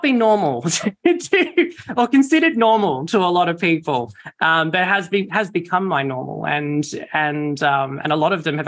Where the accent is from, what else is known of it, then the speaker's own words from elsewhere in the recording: Campbelltown, New South Wales, Australia; I grew up in Campbelltown, so southwestern and corridor, Sydney